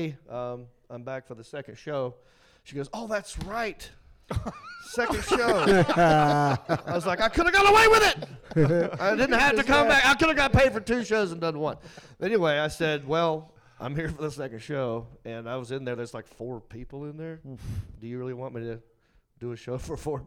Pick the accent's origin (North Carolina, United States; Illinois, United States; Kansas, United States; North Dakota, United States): North Carolina, United States; Hickory; I'm from Hickory.